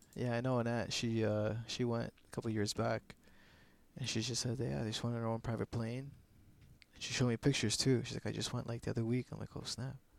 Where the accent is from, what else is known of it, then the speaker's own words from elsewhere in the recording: Canada; I'm Canadian